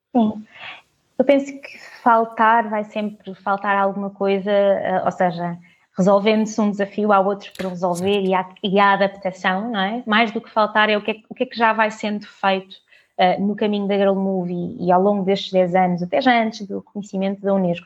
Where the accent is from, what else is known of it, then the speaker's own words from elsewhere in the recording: Portugal; nasci, nasci cá em Portugal, toda a minha família é de Moçambique